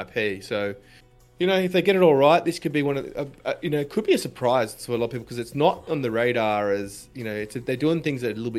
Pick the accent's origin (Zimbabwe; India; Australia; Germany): Australia; as an Australian